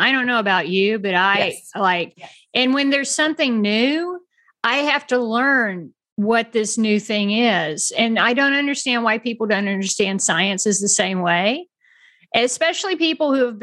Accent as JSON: {"language": "English", "country": "United States", "said": "as an American. I mean, I was raised to like, we're all in this together"}